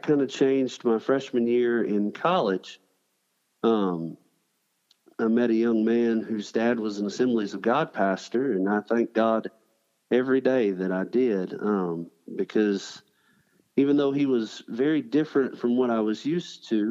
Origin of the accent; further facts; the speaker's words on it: Columbus, Georgia, United States; now in Selma, United States; I was born and raised in Columbus, Georgia